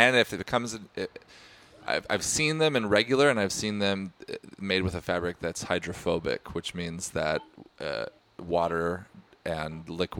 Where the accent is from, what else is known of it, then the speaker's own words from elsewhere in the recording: Perth, Western Australia, Australia; Well, we're from Perth, so we don't...